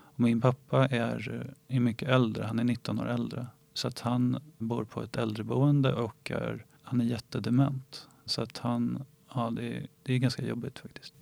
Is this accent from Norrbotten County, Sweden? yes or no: no; Ingarö, Stockholm County, Sweden; jag är uppvuxen på Ingarö som ligger i Stockholms skärgård